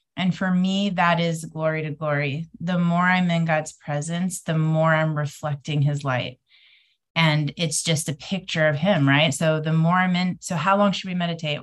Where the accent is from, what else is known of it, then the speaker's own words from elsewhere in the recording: windward side of Oahu, Hawaii, United States; I'm coming to you guys from Hawaii today, which is my hometown. So, the windward side of Oahu.